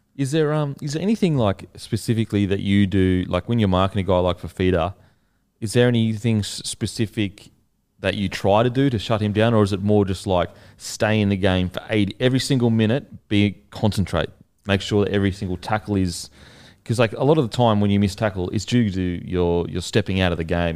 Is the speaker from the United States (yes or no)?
no; Australia; as an Aussie